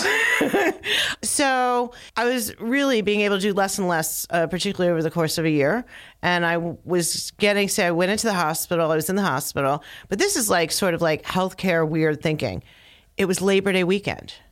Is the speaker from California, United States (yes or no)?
no; Philadelphia, Pennsylvania, United States; I grew up in, like, the first neighborhood out of Philadelphia